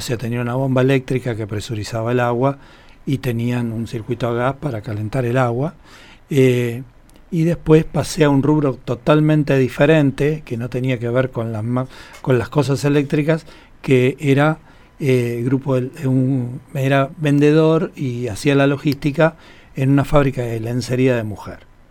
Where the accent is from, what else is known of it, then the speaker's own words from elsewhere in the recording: Buenos Aires, Argentina; moved away as an adult; now in Buenos Aires Province, Argentina; yo nací hace 58 años en un barrio de la capital federal de la ciudad de Buenos Aires eh, que se llama San Cristóbal